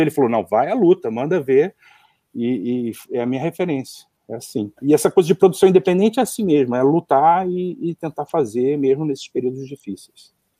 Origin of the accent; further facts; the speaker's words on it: Rio de Janeiro, Brazil; accent: carioca; also born or lived in Seattle, United States; o meu sotaque de pastel carioca